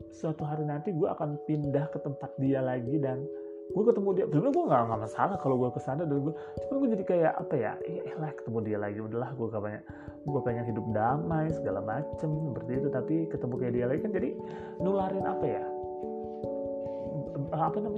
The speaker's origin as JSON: {"language": "Indonesian", "region": "Jakarta", "country": "Indonesia", "said": "gue tuh orang Jakarta gitu."}